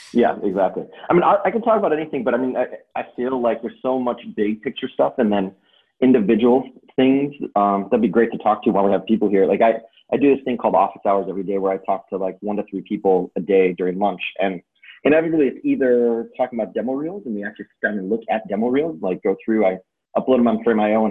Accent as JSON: {"language": "English", "town": "Chicago", "region": "Illinois", "country": "United States", "tie": "born or raised there", "said": "growing up in Chicago"}